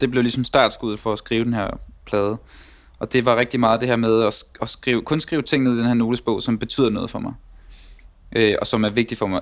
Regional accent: Denmark; now in Copenhagen, Denmark; at være vokset op der, hvor jeg er vokset op

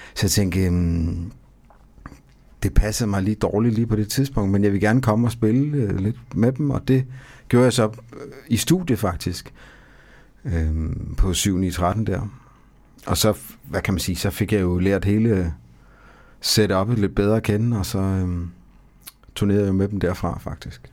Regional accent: Odense, Southern Denmark, Denmark; jeg er ikke fra Fredericia. Jeg, jeg er fra Odense

